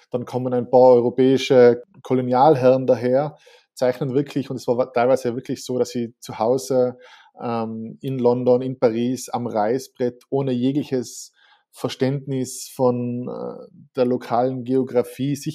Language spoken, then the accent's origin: German; Tyrol, Austria; möchte jetzt fast als Tiroler nicht, den nicht nennen